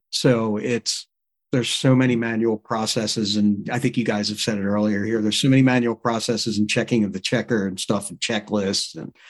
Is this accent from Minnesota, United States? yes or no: no; Philadelphia, Pennsylvania, United States; moved away; It's in the city of brotherly love, my hometown.